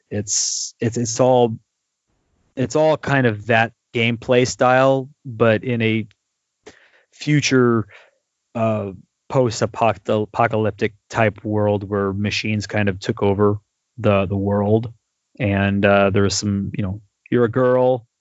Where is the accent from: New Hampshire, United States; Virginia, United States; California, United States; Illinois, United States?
California, United States; I'm from California